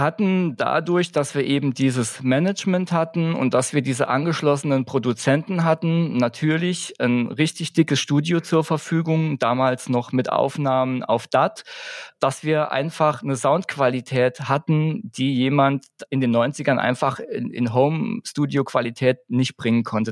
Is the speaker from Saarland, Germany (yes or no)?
yes; Saarbrücken, Saarland, Germany; Wir kommen aus Saarbrücken